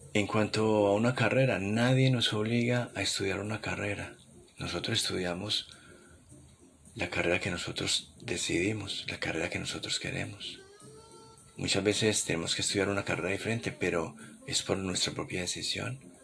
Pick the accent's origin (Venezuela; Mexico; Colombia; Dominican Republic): Colombia; moved away as an adult; mi país natal Colombia